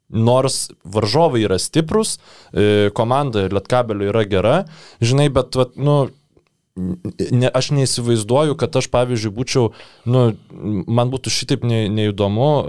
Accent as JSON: {"language": "Lithuanian", "town": "Vilnius", "region": "Vilnius County", "country": "Lithuania", "said": "dėl to, kad aš Vilnietis"}